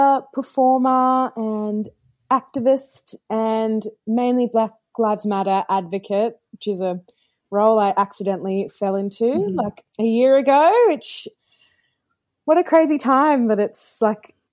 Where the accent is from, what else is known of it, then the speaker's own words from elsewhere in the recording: Perth, Western Australia, Australia; I grew up in Perth, Western Australia